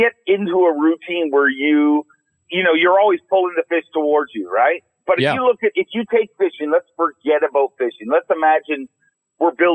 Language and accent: English; Canada; I'm Canadian